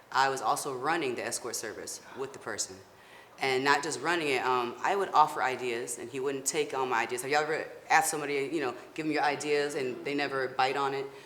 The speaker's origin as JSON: {"language": "English", "region": "Florida", "country": "United States", "said": "I'm originally from Florida."}